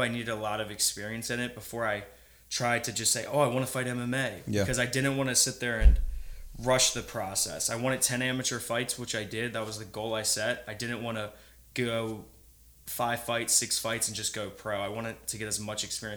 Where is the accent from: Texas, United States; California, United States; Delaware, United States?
Delaware, United States; born or raised there